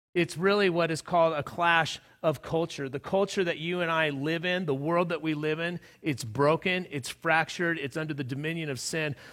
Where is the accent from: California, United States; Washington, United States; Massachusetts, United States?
California, United States; Southern; moved away as an adult; also born or lived in Palm Springs, California / Lyons, Colorado; now in Colorado, United States; I grew up in Southern California